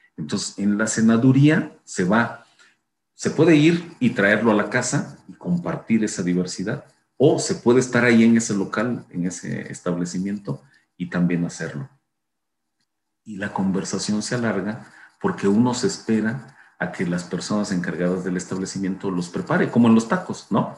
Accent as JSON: {"language": "Spanish", "region": "Chiapas", "country": "Mexico", "tie": "born or raised there", "said": "de donde yo vengo, de Chiapas, digamos, este asunto de sentarse a comer y iniciar conversaciones largas es para mí muy importante desde pequeño"}